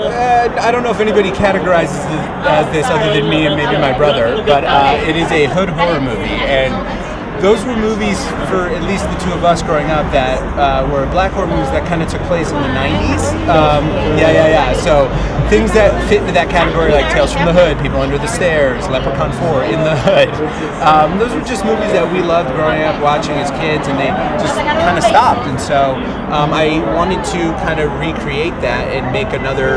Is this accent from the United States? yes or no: yes; New England, United States; he and I were both from like kind of the same area, and so we just kind of talked about what it was like growing up in the New England